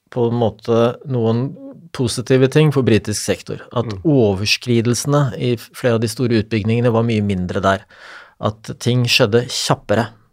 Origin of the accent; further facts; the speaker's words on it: Eastern Norway, Norway; så er jeg østlending